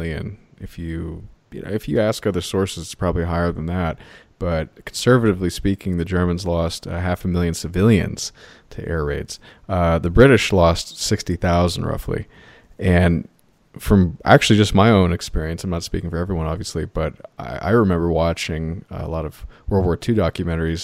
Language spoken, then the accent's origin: English; United States; as an American